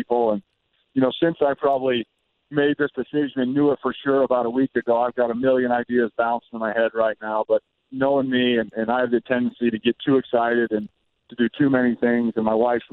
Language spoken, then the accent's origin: English; Indianapolis, Indiana, United States; I've got to play 7 years in Indianapolis, my hometown